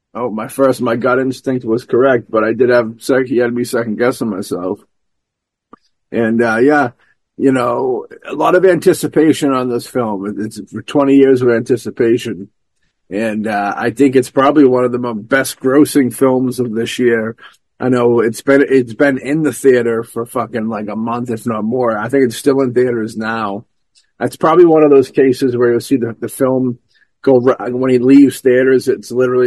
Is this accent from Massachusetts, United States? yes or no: yes; Hanover, Massachusetts, United States; my hometown of Hanover